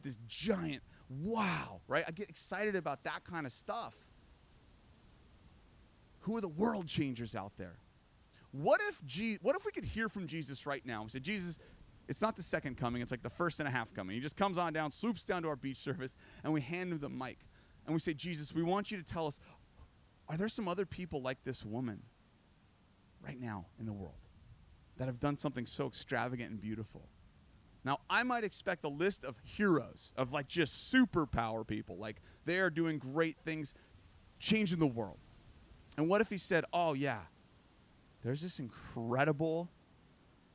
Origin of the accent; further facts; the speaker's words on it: United States; I'm American